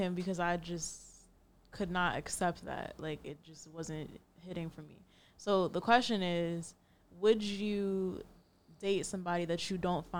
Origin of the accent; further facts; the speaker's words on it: Norwalk, Connecticut, United States; I'm from Norwalk, Connecticut.